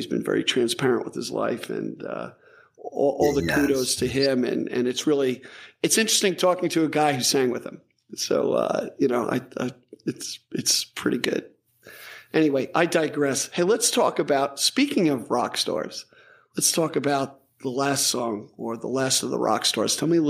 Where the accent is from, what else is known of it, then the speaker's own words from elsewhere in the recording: Long Island, New York, United States; And I'm from Long Island.